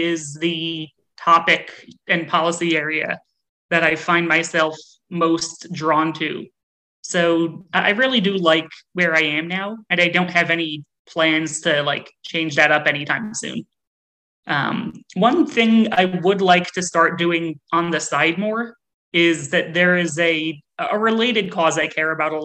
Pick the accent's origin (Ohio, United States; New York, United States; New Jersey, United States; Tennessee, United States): New Jersey, United States; I grew up in New Jersey in a town that was about 60% Democratic and 40% Republican